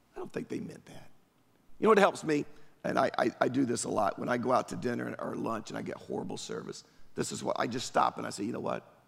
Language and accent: English; Durham, North Carolina, United States; now in Apex, United States; I grew up in Durham, East Durham